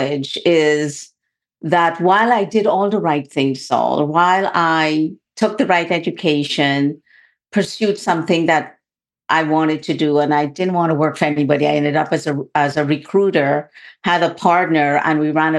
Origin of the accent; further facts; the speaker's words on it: Guyana; I was born in the only English-speaking country in South America. It's called Guyana